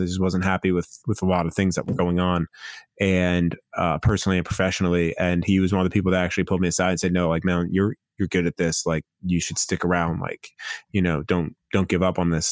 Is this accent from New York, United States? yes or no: yes; Long Island, New York, United States; moved away; I grew up in New York. I grew up on Long Island.